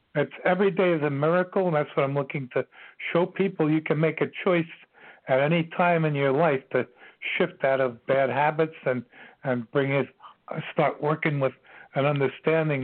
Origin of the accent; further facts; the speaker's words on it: New York City, New York, United States; I'm from Queens. I grew up in Bayside, Queens